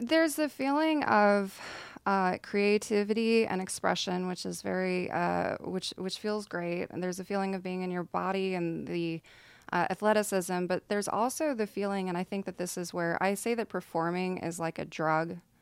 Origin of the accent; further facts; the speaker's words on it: Nacogdoches, Texas, United States; moved away as an adult; now in Dallas, United States; I'm from East Texas